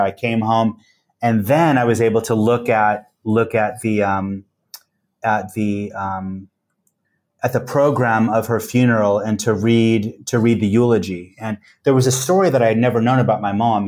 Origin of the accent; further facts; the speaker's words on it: West Coast, United States; moved away; I come from the West Coast